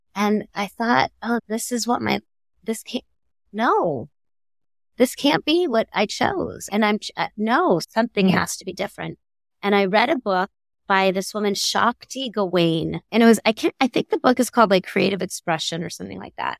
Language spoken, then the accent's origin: English; Miami, Florida, United States; I grew up in Miami